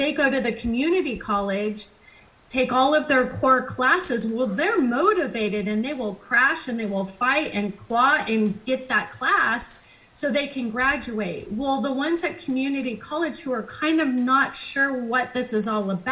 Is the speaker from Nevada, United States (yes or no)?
no; California, United States; I'm five generations from California